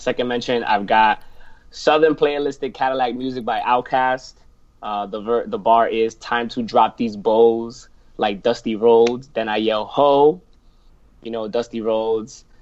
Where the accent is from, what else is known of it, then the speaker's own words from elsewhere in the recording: New York City, New York, United States; I'm from New York City